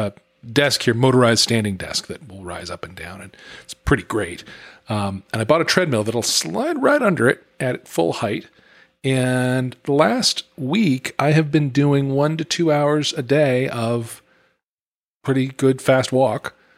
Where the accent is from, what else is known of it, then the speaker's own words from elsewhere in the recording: United States; as an American